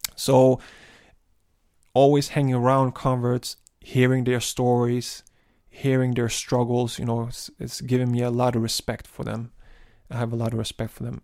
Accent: Malmö, Skåne, Sweden; I've been born and raised in Malmo, and there's, and that's the city that I live

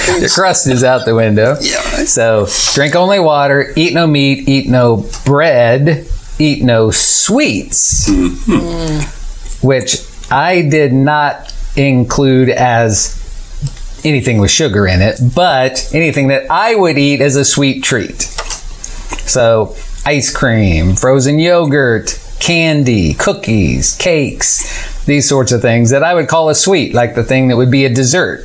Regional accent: Illinois, United States; moved away as an adult; now in Tallahassee, United States; I moved from Illinois with my family, where I'd lived my whole life, moved to Tallahassee

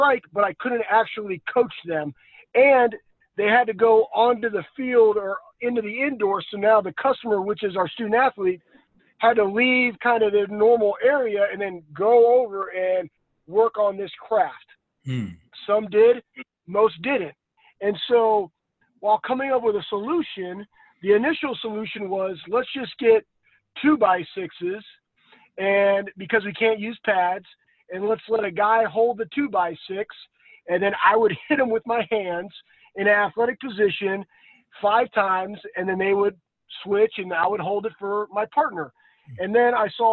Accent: Texas, United States; moved away as an adult; also born or lived in Columbus, Ohio; I grew up in Texas

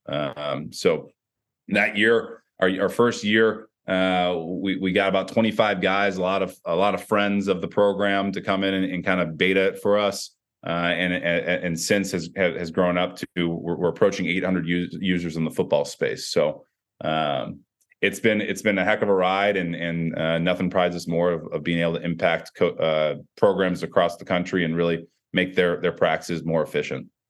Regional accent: Chicago, Illinois, United States; I'm from Chicagoland area

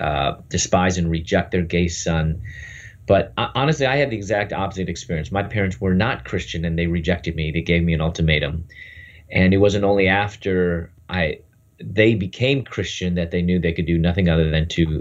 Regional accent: Chicago, Illinois, United States; moved away as an adult; also born or lived in Louisville, Kentucky; I'm from Chicago, and I moved to Louisville, Kentucky.

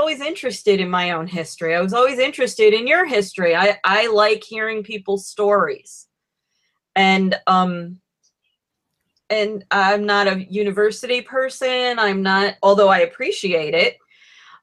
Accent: Troy, New York, United States; I'm from Troy

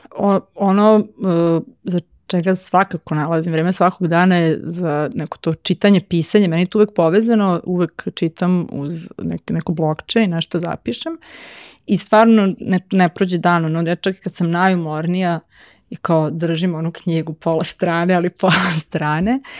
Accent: Novi Sad, Vojvodina, Serbia; moved away; also born or lived in Belgrade; ja sam komparativnu književnost završila u Novom Sadu i dramaturgiju isto, ja sam iz Novog Sada

